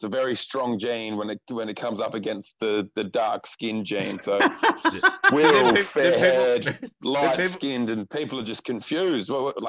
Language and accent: English; Port Adelaide, South Australia, Australia; Port Adelaide in South Australia. Beautiful, lovely Port Adelaide.